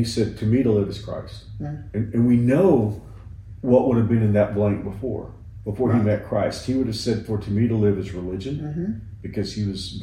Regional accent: United States; especially as an American

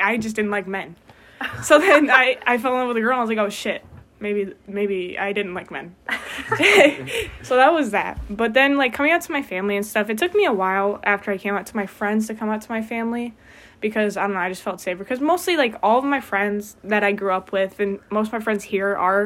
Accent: Portage, Michigan, United States; I'm from Portage, which is, like, 45 minutes away. And it's a relatively small town

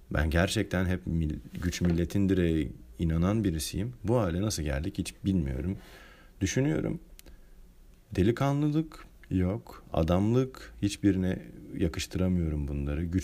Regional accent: Turkey; born there; Yaşadığım bölgede zaten yani ben sonuçta Türkiye'de doğdum. Müslüman bir ülkede doğdum.

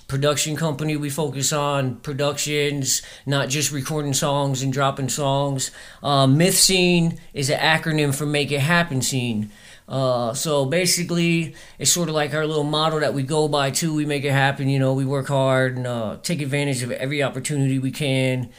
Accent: Jensen Beach, Florida, United States; also born or lived in Virginia; now in Virginia Beach, United States; I'm from South Florida, Jensen Beach. It's just a little city outside down in South Florida. I've been up in Virginia back and forth my whole life, but I'm from Florida, and I'm here in Virginia Beach now

